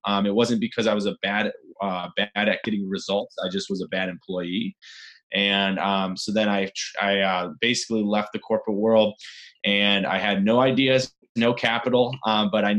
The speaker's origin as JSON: {"language": "English", "town": "Chicago", "region": "Illinois", "country": "United States", "tie": "born or raised there", "said": "I grew up actually in Chicago. I'm actually a Midwesterner"}